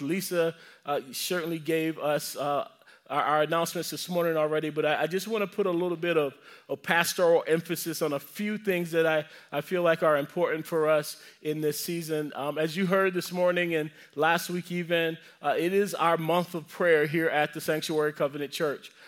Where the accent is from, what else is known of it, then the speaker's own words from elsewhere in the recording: the South, United States; I'm from the South.